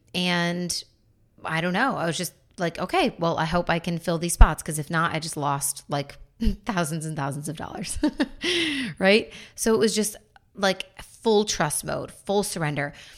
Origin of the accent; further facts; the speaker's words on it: Buffalo, New York, United States; also born or lived in North Carolina; now in Florida, United States; in my hometown of Buffalo